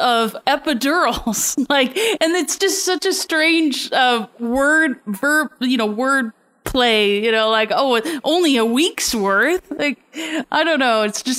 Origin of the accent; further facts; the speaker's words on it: Toronto, Ontario, Canada; I'm from Toronto.